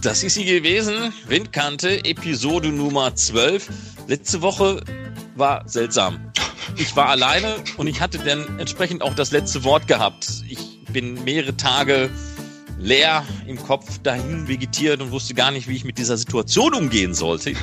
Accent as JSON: {"language": "German", "area": "Ruhr area", "region": "North Rhine-Westphalia", "country": "Germany", "said": "ich komme aus dem Ruhrgebiet"}